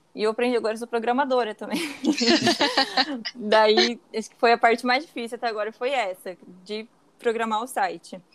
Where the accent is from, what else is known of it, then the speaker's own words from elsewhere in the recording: Campo Mourão, Paraná, Brazil; moved away as an adult; now in Brusque, Brazil; eu sou de Campo Mourão, mas agora atualmente eu tô morando em Brusque. É, em 2016 eu vim para Santa Catarina.